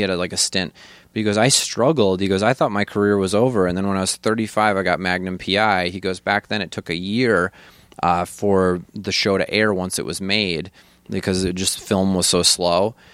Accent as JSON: {"language": "English", "town": "Janesville", "region": "Wisconsin", "country": "United States", "tie": "born or raised there", "said": "I'm from Janesville, Wisconsin. Like, we, I think we had, I know I'm not kidding, I think we had twenty black people in our town when I grew up."}